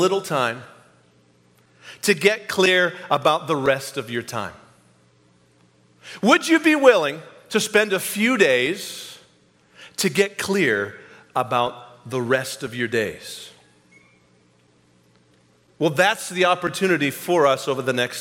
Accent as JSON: {"language": "English", "region": "New England", "country": "United States", "tie": "born or raised there", "moved": "yes", "lives_now": "Kansas City, United States", "said": "I came from New England, born and raised there"}